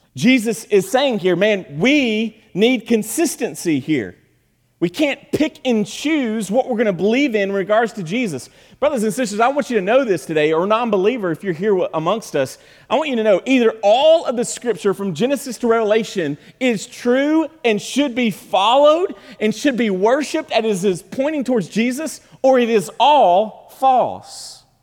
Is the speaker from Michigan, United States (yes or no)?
no; Kentucky, United States; we're from Kentucky.